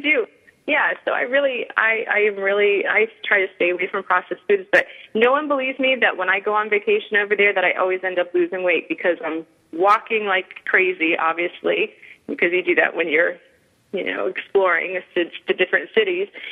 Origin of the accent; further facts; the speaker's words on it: New England, United States; accent: northern; now in Florida, United States; I grew up in New England